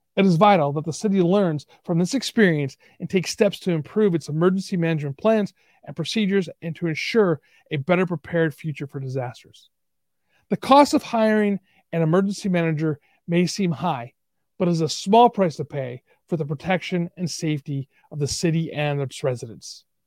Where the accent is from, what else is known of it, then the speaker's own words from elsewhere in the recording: Buffalo, New York, United States; moved away; also born or lived in Tonawanda, New York / Kenmore, New York; I was born in Buffalo, New York